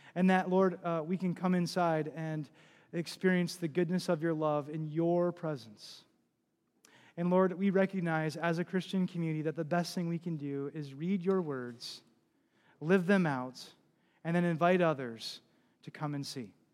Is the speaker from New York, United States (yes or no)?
no; New Jersey, United States; moved away; I'm from New Jersey, or came from New Jersey. I was a part of a church and lived on the Jersey Shore when Hurricane Sandy hit.